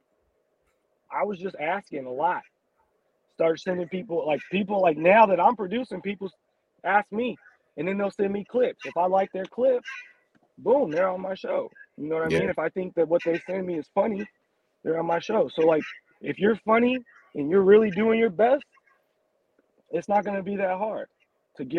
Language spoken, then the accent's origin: English; Indio, California, United States; I was born in Indio